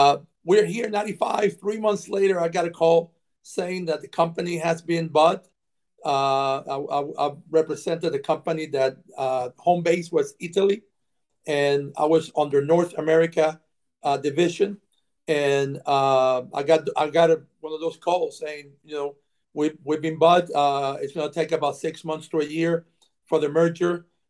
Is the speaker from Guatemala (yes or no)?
no; San Juan, Puerto Rico; moved away as an adult; now in Gwinnett County, United States; Well, I'm born and raised in San Juan, Puerto Rico. Moved to Georgia in 1995 as a corporate transfer. Moved with my wife. My son was 10 at the time. So we moved here.